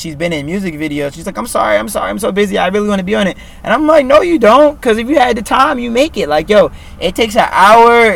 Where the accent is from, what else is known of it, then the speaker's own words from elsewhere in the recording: New York City, New York, United States; I was born in Williamsburg